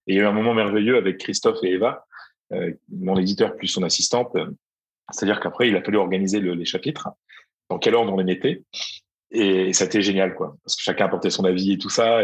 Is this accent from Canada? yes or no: no; Arras, Hauts-de-France, France; moved away as an adult; now in Madrid, Spain; Moi, je suis né à Arras, chef du Pas-de-Calais.